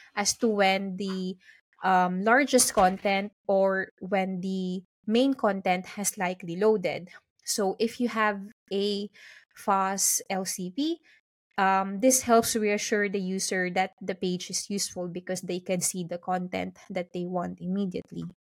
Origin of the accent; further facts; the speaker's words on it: Philippines; now in London, United Kingdom; I'm currently based in London, but originally I'm from the Philippines